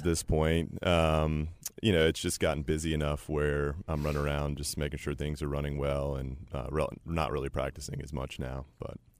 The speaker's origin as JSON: {"language": "English", "town": "Chapel Hill", "region": "North Carolina", "country": "United States", "tie": "born or raised there", "said": "I was raised in Chapel Hill"}